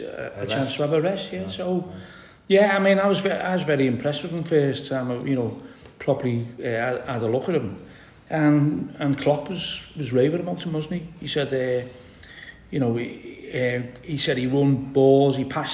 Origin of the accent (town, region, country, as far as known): Liverpool, North West England, United Kingdom